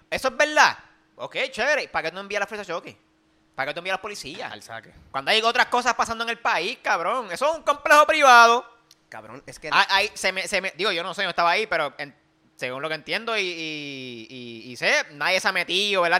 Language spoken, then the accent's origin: Spanish; Puerto Rico; nosotros como, como ciudadanos boricuas